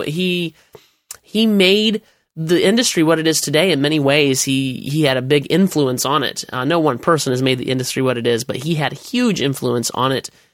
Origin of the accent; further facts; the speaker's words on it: United States; as an American